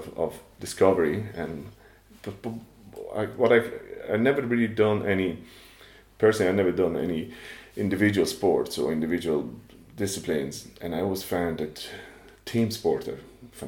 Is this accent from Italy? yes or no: yes; Rome, Lazio, Italy; moved away; I'm from Rome. From Italy